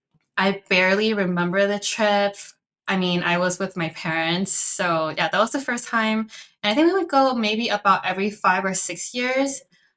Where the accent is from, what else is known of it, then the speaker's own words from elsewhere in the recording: Chicago, Illinois, United States; first language Cantonese; English is a second language; I am Chinese American. I was born and raised in Chicago